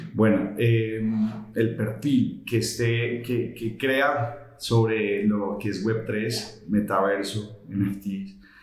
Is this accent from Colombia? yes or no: yes; Colombia; Somos colombianos, la, mayoría de todos somos colombianos